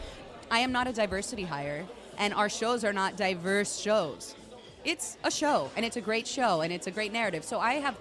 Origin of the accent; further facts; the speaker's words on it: Miami, Florida, United States; now in Los Angeles, United States; I was raised in Miami